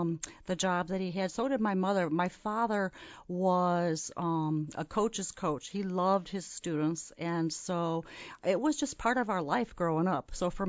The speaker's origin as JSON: {"language": "English", "town": "Wheaton", "region": "Illinois", "country": "United States", "tie": "born or raised there", "said": "I grew up in Wheaton, Illinois, which is a Midwestern college town. Wheaton College is in Wheaton, Illinois, and my parents both worked at that college, so I grew up on a college campus."}